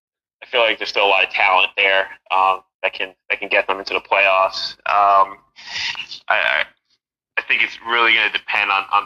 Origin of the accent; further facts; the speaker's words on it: New Jersey, United States; moved away as an adult; also born or lived in New York / Rockland County, New York; now in Pennsylvania, United States; Born in New York, grew up in New Jersey, New York sports fan.